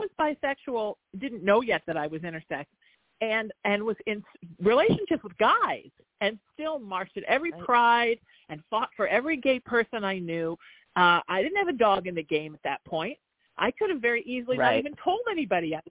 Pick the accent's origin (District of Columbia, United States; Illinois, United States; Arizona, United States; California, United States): California, United States; Orange County; I grew up here in Orange County